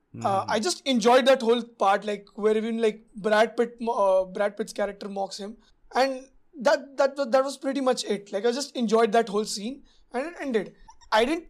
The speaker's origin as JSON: {"language": "English", "country": "India", "said": "as an Indian audience"}